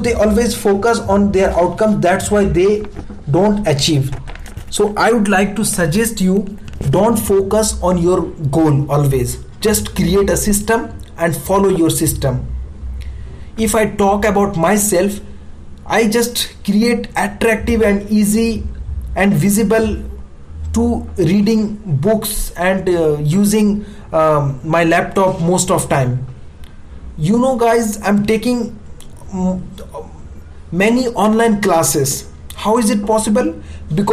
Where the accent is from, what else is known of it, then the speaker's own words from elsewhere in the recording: India; as we Indian